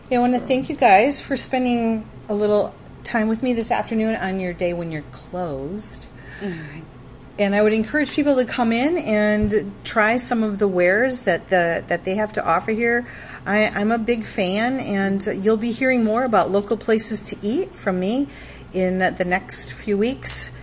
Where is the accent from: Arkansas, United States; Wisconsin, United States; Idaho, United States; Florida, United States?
Wisconsin, United States; I grew up in Wisconsin